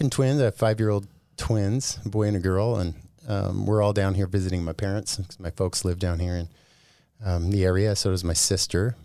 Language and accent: English; Bountiful, Utah, United States; also born or lived in Oakland, California; now in Boise, United States; I was born in Oakland, California, but when I was really young, we moved into, uh, the Bountiful area here in Utah